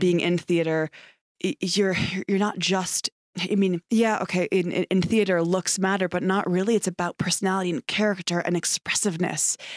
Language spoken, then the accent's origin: English; Ithaca, New York, United States; moved away as an adult; also born or lived in Prescott, Arizona; now in Phoenix, United States; I was born and raised in Ithaca, New York